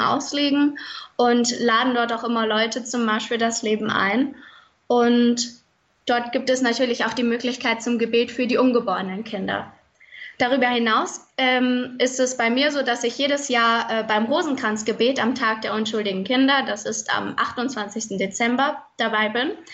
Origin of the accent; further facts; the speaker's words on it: Fulda, Hesse, Germany; ich komme aus Fulda